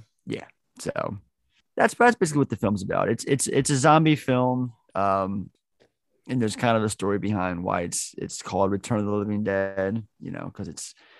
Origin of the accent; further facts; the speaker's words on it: Baltimore, Maryland, United States; here in Baltimore, where I'm from, Baltimore, Maryland